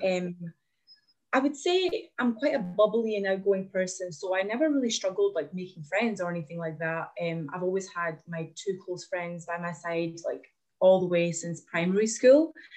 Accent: Glasgow, Scotland, United Kingdom; also born or lived in Latvia; I'm from Latvia originally. I've moved to Glasgow when I was nine years old, and I've just yeah, I grew up here, and I've been here ever since

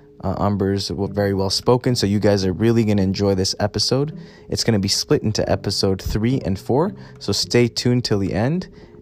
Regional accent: Alberta, Canada; growing up in an area, you know, growing up in Alberta, Canada, as minorities

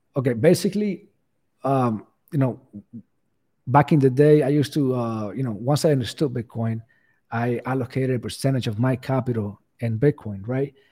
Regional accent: Cuba; English is a second language; moved away; English is not my first language, so, you know, I, I'm Cuban, I came from Cuba, I had to learn the language

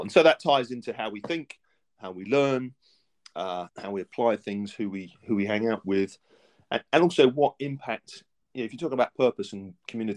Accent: Essex, East of England, United Kingdom; I was brought up in Essex, just east of London

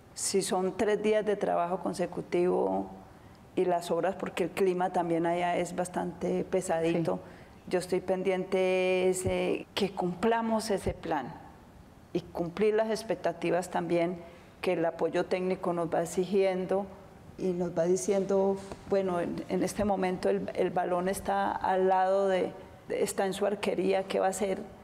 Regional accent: Antioquia, Colombia; como antioqueña

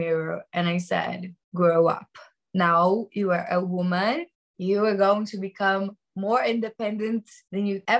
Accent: Rio de Janeiro, Brazil; moved away; also born or lived in New York / Bali; I'm from Rio de Janeiro

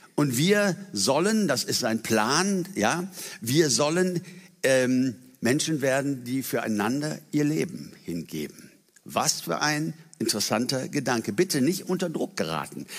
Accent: Germany; für uns als Deutsche

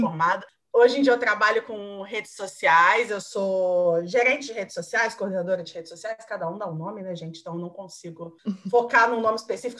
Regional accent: Caxambu, Minas Gerais, Brazil; moved away as an adult; now in Rio de Janeiro, Brazil; eu vim de Minas, eu sou mineira, morei em Minas até terminar a escola, né, até os 18. E aí eu vim para o Rio

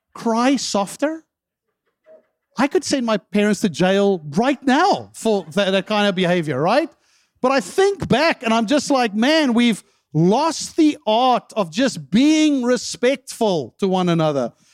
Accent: South Africa; moved away; I remember growing up in South Africa

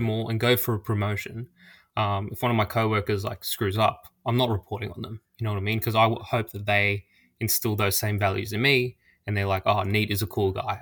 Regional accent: Australia; I'm Australian and life can be pretty expensive here

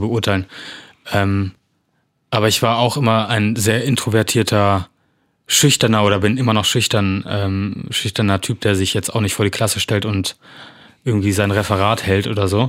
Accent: Bonn, North Rhine-Westphalia, Germany; moved away as an adult; now in Bornheim, Germany; bin Film- und Fernsehschauspieler aus äh, Bonn, Bornheim jetzt

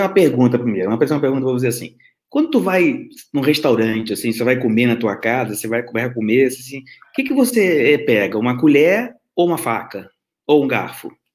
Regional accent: Rio de Janeiro, Brazil; moved away as an adult; now in Braga, Portugal; sou carioca, né, mas morei no Brasil durante quase 50 anos e estou há quase três anos morando aqui em Portugal. Eu moro em Braga, no norte de Portugal

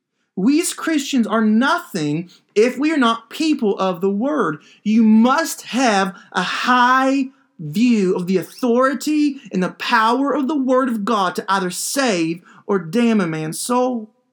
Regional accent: Kentucky, United States; every once in a while, when I go up to my home state of Kentucky, especially in the wintertime, I look forward to cold weather.

